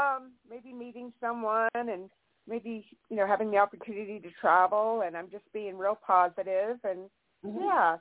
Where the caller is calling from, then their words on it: California, United States; This is … from California.